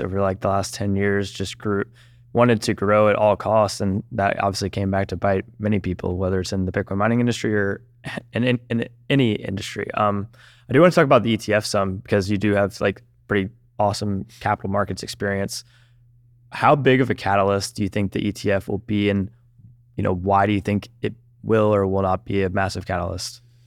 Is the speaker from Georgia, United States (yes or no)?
yes; Georgia, United States; I'm from Georgia